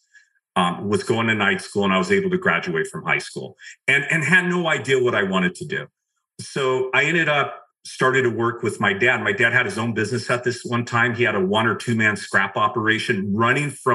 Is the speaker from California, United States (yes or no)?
yes; just outside of Los Angeles, California, United States; I grew up just right outside of Los Angeles.